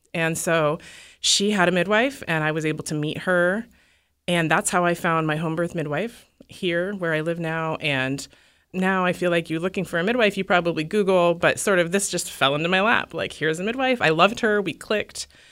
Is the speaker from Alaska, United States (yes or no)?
yes; Alaska, United States; I'm from Alaska, and I don't know, people there are sort of D